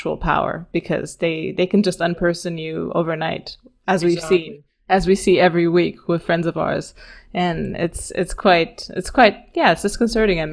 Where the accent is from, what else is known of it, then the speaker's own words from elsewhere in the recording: Romania; I'm Eastern European. I come from Romania